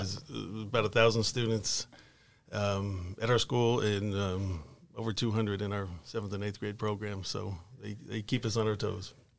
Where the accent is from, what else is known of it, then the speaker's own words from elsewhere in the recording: Arlington, Texas, United States; also born or lived in Fort Worth, Texas / Mansfield, Texas / Forney, Texas; I grew up mainly in Arlington. I went to school in Arlington, Sam Houston High School